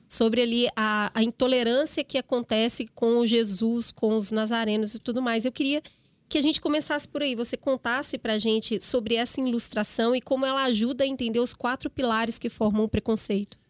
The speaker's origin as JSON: {"language": "Portuguese", "region": "Minas Gerais", "country": "Brazil", "said": "Eu, como mineira"}